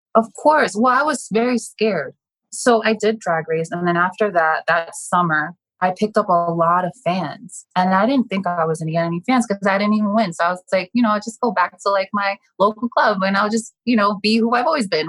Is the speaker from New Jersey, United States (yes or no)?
yes; New Jersey, United States; I grew up in North Jersey, which is about seven miles outside of Manhattan.